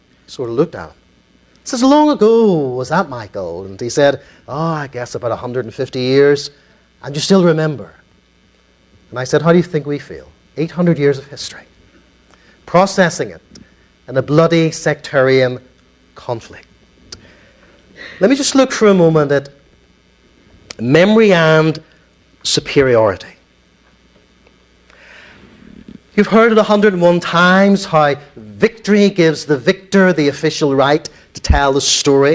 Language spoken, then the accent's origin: English; Ulster, Northern Ireland, United Kingdom; my community, okay? The Ulster Protestant Unionist British Loyalist community